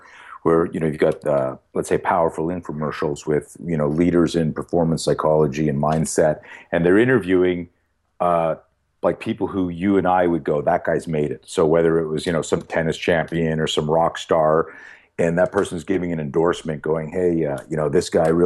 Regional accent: Canada; When I grew up in Canada. And in Canada, you're either a skier or a skater, and I grew up on skis.

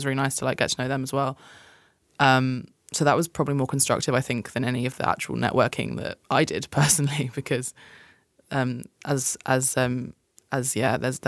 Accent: United Kingdom; from the UK.

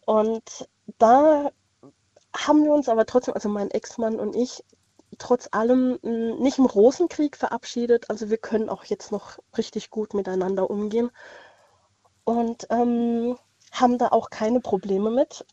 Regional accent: Landau in der Pfalz, Rhineland-Palatinate, Germany; Ich bin aus Landau in der Pfalz.

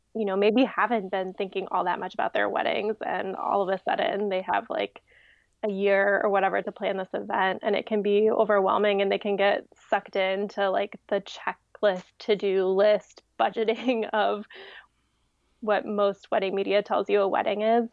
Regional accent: Ohio, United States; also born or lived in Colorado / Washington, D.C.; now in Virginia, United States; I'm from Ohio

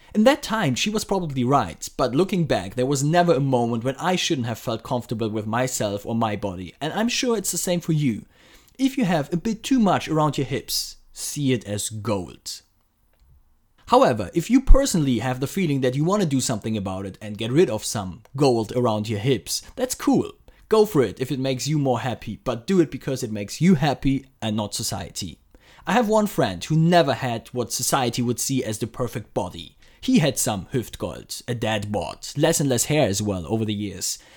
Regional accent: Frankfurt, Hesse, Germany; my hometown Frankfurt

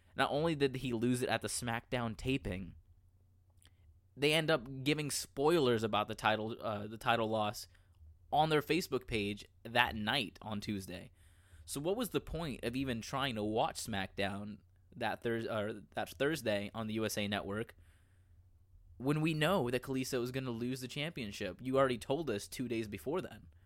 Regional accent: Orlando, Florida, United States; Orlando, Florida this year, my hometown

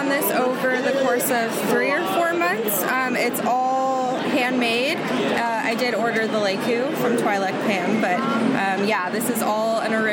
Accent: Los Angeles, California, United States; now in Scotland, United Kingdom; I'm originally from Los Angeles, California

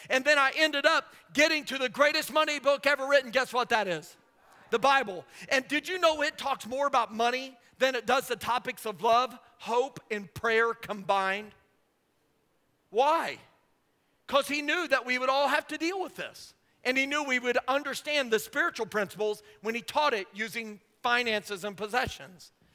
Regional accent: Indiana, United States; I grew up in Indiana

